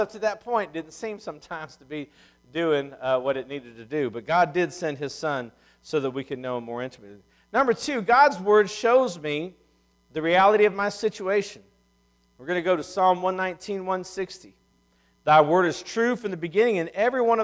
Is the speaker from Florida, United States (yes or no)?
no; Ohio, United States; moved away; I'm from Ohio.